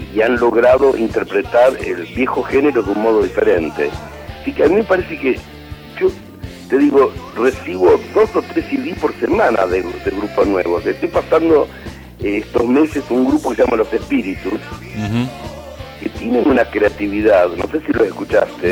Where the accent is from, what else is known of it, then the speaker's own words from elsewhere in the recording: Chaco, Argentina; now in Buenos Aires, Argentina; yo nací en el Chaco